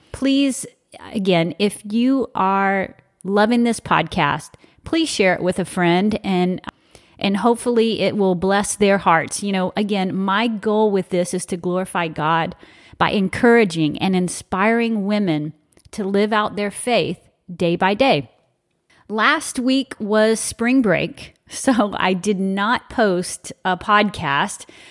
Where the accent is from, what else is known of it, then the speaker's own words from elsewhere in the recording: South Louisiana, United States; I'm from South Louisiana